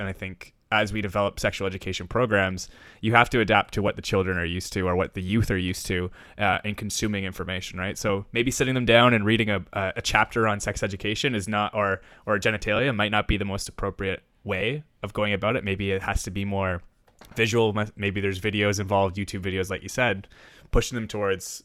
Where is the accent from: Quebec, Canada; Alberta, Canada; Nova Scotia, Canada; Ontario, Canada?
Ontario, Canada; I'm from Ontario